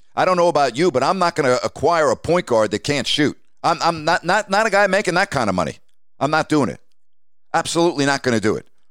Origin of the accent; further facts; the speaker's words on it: New York, United States; being a New Yorker